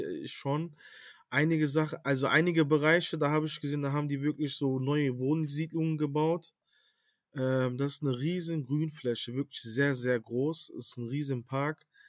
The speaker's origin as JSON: {"language": "German", "town": "Cologne", "region": "North Rhine-Westphalia", "country": "Germany", "tie": "born or raised there", "said": "lebe in Köln, bin in Köln auf, also geboren und aufgewachsen und ja, bin Kölner."}